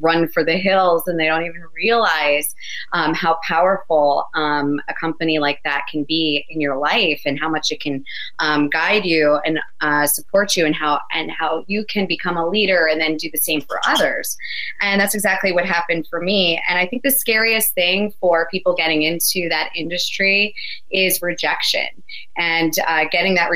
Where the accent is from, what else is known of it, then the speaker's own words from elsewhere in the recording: New Jersey, United States; I'm from New Jersey. I'm a Jersey girl, born and raised